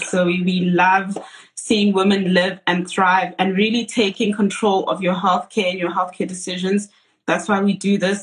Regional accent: South Africa; as South African women

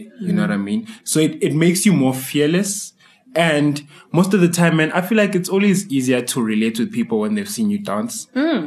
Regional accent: Tembisa, Gauteng, South Africa; being a dancer from the township, I mean, I'm from Tembisa

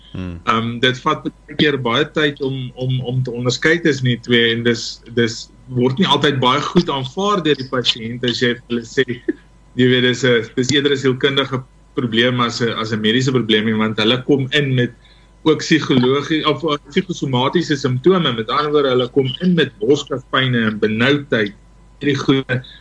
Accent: South Africa

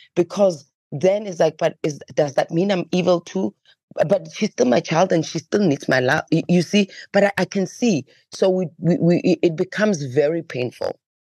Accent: Johannesburg, Gauteng, South Africa; growing up in Alexandra Township

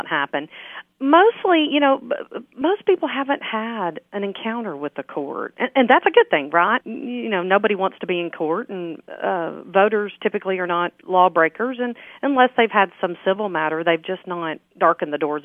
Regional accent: Overton, Tennessee, United States; moved away; I'm originally from Overton, and when I moved back here in 2008

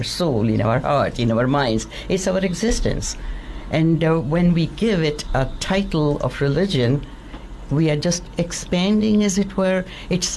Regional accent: India; moved away; also born or lived in London; I was born in India, a Hindu

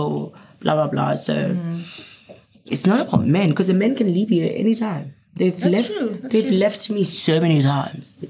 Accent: Free State, South Africa; moved away as an adult; now in Johannesburg, South Africa; I'm from Free State

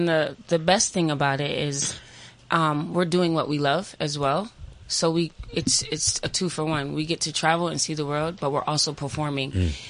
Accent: Massachusetts, United States; now in Las Vegas, United States; I'm originally from Massachusetts, but I live in Las Vegas.

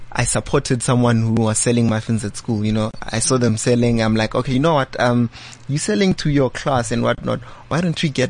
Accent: Boksburg, Gauteng, South Africa; also born or lived in Soweto; So I'm from Boksburg. That's where I grew up. I was born in Soweto and then moved to Boksburg at a young age.

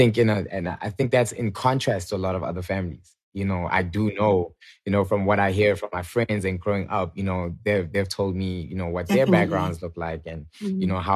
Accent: Atlanta, Georgia, United States; born there; So I was born in Atlanta, Georgia, purely, I feel like, by coincidence or, you know, God's plan.

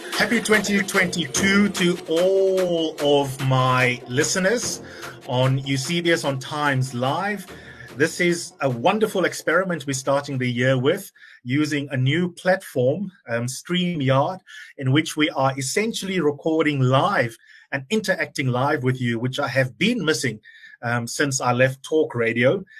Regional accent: South Africa; proud of as South Africans

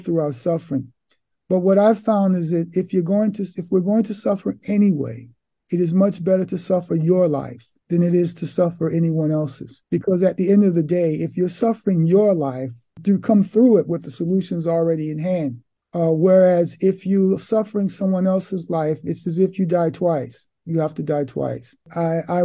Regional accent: New York City, New York, United States; now in Milan, Italy; I was born in Harlem, Manhattan, New York City, New York State, on the East Coast of America

